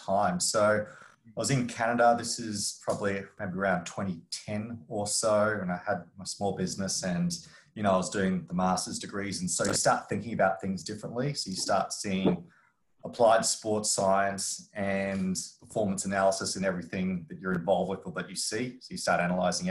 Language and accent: English; Brisbane, Queensland, Australia; moved away as an adult; also born or lived in Cayman Islands; I'm born and raised in Brisbane, Australia